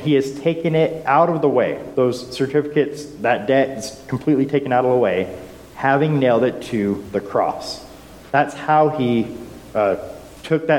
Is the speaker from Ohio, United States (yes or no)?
no; Utah, United States; growing up in Utah